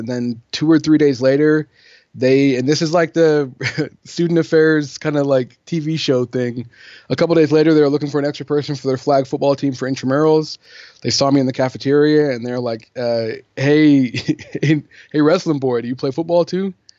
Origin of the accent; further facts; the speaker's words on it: England, United Kingdom; So I grew up, just to give you a really quick bio, I grew up overseas in England. My mom is English. My dad's American. He was in the Air Force when I was born. So from when I was born until I was 18, I lived in England